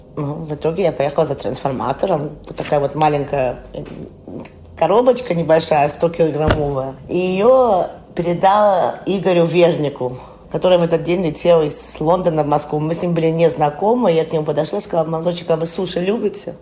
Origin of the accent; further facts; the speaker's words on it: Germany; also born or lived in London; Я никогда в России не жила. Я родилась в Германии.